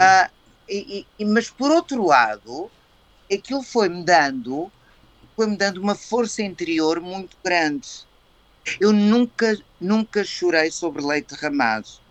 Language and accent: Portuguese; Cascais / Colégio Valsassina, Lisbon, Portugal; also born or lived in Coimbra; eu tinha casa em Cascais, eu estava no Colégio Valsassina eu cresci no Colégio Valsassina